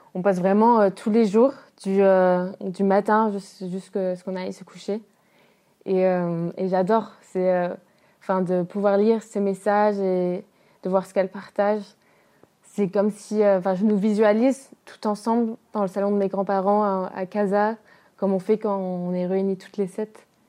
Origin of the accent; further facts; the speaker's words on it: France; Moi, j'ai grandi en France avec ma mère blanche française